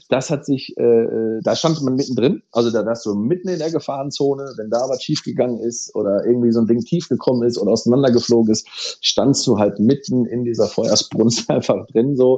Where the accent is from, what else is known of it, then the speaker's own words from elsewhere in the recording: North Rhine-Westphalia, Germany; wir kommen ja hier halt aus dem Ruhrgebiet